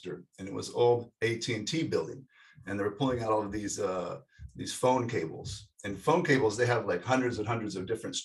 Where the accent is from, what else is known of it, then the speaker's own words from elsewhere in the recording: Salt Lake City, Utah, United States; I grew up in Salt Lake City, Utah